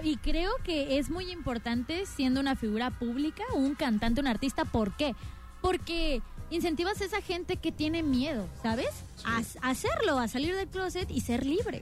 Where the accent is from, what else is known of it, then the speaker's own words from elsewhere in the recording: Cancún, Quintana Roo, Mexico; moved away; yo soy de Cancún